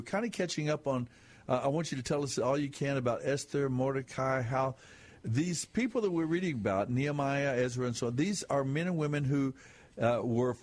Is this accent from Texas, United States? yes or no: yes; West Texas, United States; I was raised in West Texas.